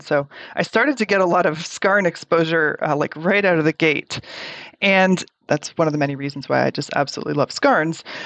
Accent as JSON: {"language": "English", "town": "Toronto", "region": "Ontario", "country": "Canada", "tie": "born or raised there", "said": "I grew up in Toronto, Canada"}